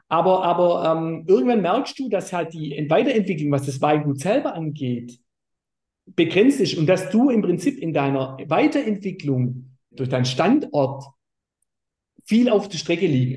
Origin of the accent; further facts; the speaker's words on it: Baden-Württemberg, Germany; bei uns in Württemberg